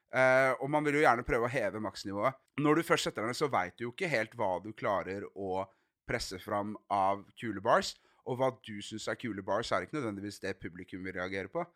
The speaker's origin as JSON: {"language": "Norwegian", "town": "Arendal", "region": "Agder", "country": "Norway", "tie": "born or raised there", "said": "hjemme i Arendal"}